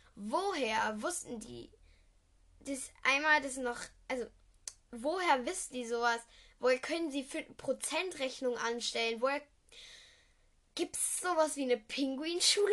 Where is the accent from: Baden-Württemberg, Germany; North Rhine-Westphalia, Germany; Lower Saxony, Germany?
North Rhine-Westphalia, Germany; Düsseldorf; komme ich aus Düsseldorf